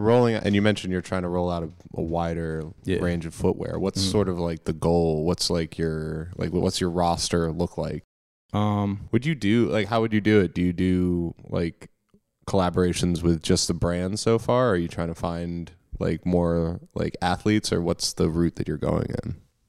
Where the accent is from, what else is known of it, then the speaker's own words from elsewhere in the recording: Pennsylvania, United States; born there; Like I was born in Pennsylvania, so like, I know a little bit about that, and then like grew up elsewhere.